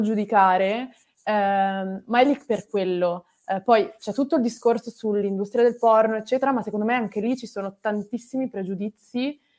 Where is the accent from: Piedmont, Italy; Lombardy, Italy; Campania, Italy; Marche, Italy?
Lombardy, Italy; Milan; moved away as an adult; also born or lived in Australia; Io sono di Milano, e ho un uh, rapporto molto contrastante con la mia città da sempre